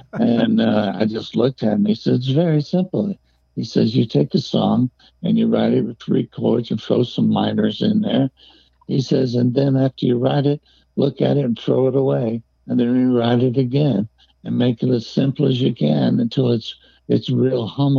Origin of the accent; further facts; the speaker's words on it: Detroit, Michigan, United States; I grew up in Detroit, and that's where I met …